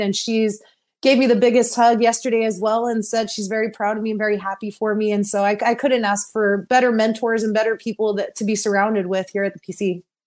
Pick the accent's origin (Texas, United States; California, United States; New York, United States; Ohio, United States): Texas, United States; moved away as an adult; also born or lived in Orlando, Florida; I've moved from Texas, the farthest away from my home state.